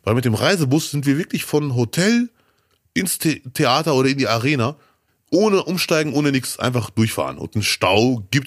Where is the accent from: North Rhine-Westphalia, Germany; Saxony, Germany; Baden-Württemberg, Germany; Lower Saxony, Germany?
North Rhine-Westphalia, Germany; Cologne; als Kölner diese Saison ist wirklich bitter.